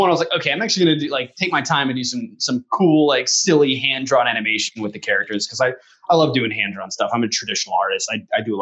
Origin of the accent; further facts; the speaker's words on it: Colorado, United States; moved away as an adult; now in Phoenix, United States; I was born in Colorado. I lived there for the first 20 years of my life or so